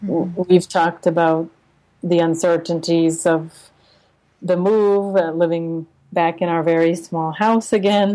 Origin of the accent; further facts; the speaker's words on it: United States; moved away as an adult; also born or lived in Uzbekistan / Russia; now in Santiago, Chile; as an American